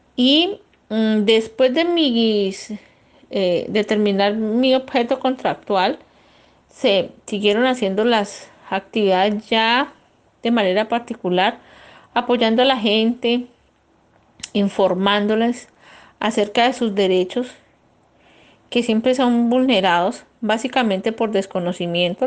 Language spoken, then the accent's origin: Spanish; Piendamó, Cauca, Colombia; moved away as an adult; also born or lived in Barranquilla; now in Germany; Vengo de un municipio que se llama Piendamó. Está ubicado en el departamento del Cauca